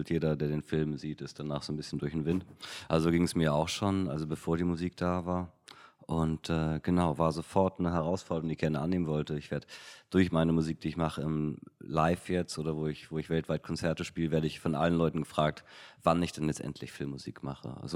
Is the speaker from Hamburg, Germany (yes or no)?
yes; Hamburg, Germany; weil damals war ich irgendwie 16, 17 in Hamburg. Als Hamburger kam dann irgendwann ähm, Absolute Giganten raus